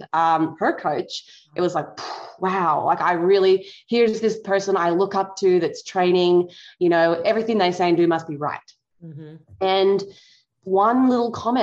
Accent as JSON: {"language": "English", "region": "Tasmania", "country": "Australia", "tie": "born or raised there", "moved": "as an adult", "lives_now": "United States", "said": "I grew up in Australia, specifically Tassie"}